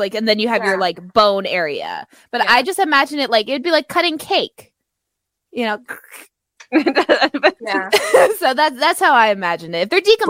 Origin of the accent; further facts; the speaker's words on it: Canada; as a Canadian